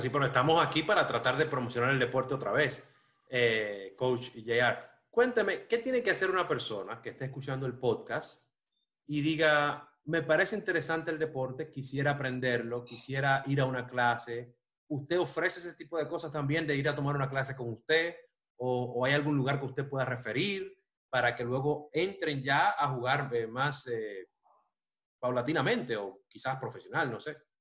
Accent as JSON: {"language": "Spanish", "country": "Dominican Republic", "tie": "born or raised there", "moved": "yes", "lives_now": "Miami, United States", "said": "yo me crié en República Dominicana"}